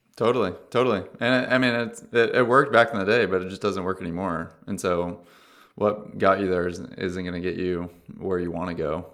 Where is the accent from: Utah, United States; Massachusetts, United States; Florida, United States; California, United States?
California, United States; Orange County; I'm from Orange County